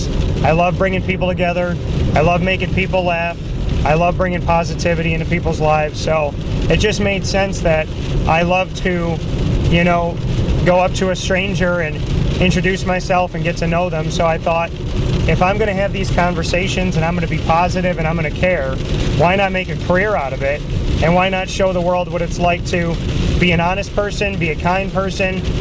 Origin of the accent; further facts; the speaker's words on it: Syracuse, New York, United States; also born or lived in Pennsylvania / Florida; I am from Syracuse, New York, born and raised